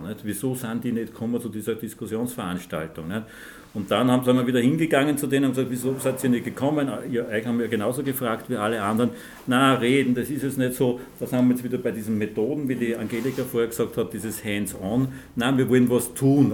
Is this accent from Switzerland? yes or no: no; Linz, Upper Austria, Austria; ich bin ein Linzer zwar, aber kein Frankfurtler.